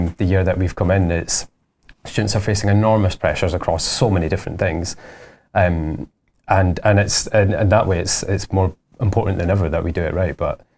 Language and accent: English; Dundee, Scotland, United Kingdom; I grew up in Dundee, and I lived there for most of my life.